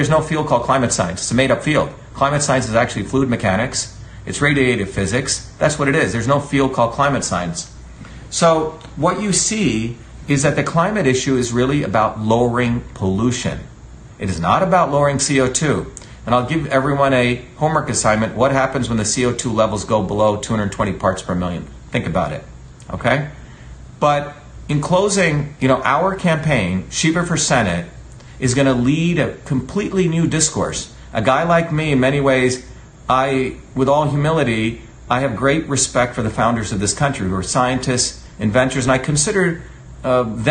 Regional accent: New Jersey, United States; also born or lived in India; now in Massachusetts, United States; I grew up in New Jersey among everyday working people.

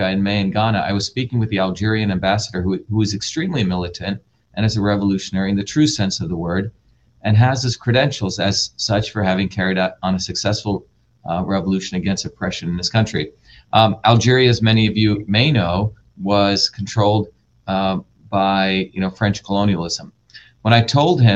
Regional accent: India; moved away; I grew up in India with the era of the caste system

